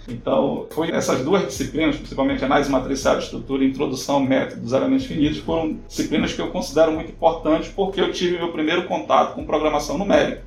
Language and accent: Portuguese; São Miguel do Guamá, Pará, Brazil; eu sou natural de São Miguel do Guamá, né, no estado do Pará, uma cidade no interior do estado do Pará.